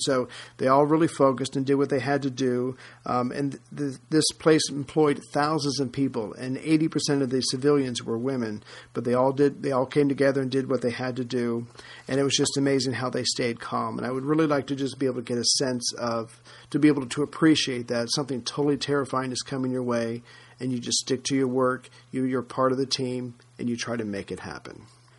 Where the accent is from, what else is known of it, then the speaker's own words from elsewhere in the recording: United States; especially being an American